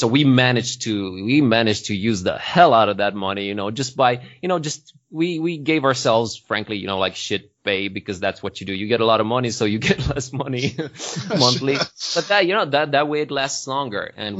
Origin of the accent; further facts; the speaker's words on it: Transylvania, Romania; People keep assuming that can happen because we're from Transylvania, but it doesn't really work that way.